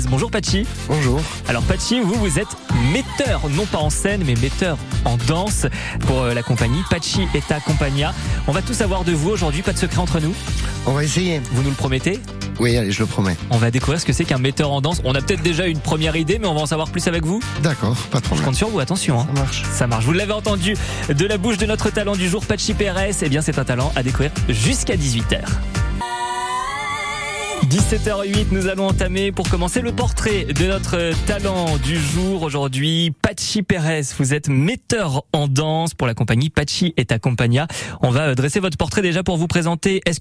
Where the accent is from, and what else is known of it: Bayonne, Nouvelle-Aquitaine, France; born or raised there; also born or lived in Bassussarry